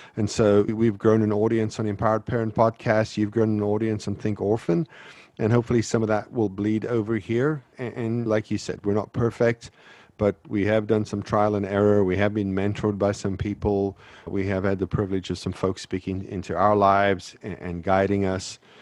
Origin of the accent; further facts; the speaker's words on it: South Africa; moved away; I grew up in South Africa